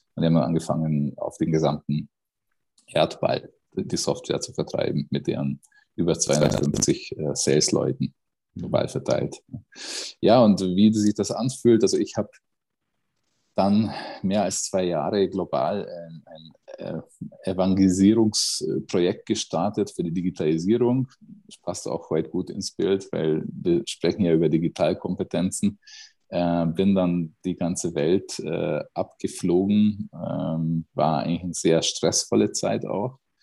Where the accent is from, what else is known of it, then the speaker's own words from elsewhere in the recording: Miskolc, Borsod-Abaúj-Zemplén, Hungary; moved away; aus Mischkolz. Das ist meine Geburtsstadt äh, im, im Osten von Ungarn